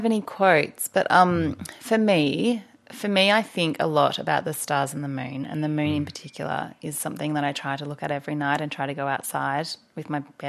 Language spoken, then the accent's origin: English; Anglesey, Wales, United Kingdom; I grew up in Anglesey at the beach, so it's an important part of my life too.